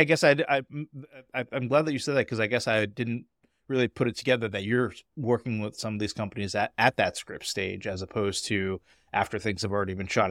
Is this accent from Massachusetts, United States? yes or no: yes; Boston, Massachusetts, United States; as a Bostonian